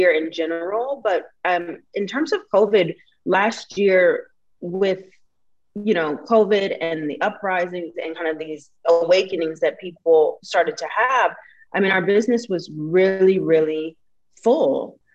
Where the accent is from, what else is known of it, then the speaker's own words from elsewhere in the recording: Portland, United States; also born or lived in New York / Las Vegas / Kentucky; now in Los Angeles, United States; I'm from Portland originally.